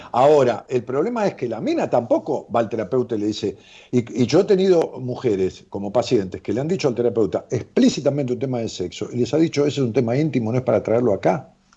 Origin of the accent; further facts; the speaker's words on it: Ramos Mejía, Buenos Aires Province, Argentina; en mi pueblo, en Rabo Mejía